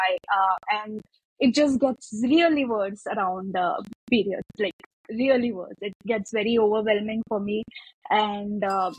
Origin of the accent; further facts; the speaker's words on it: Bangalore, Karnataka, India; I'm from Bangalore, India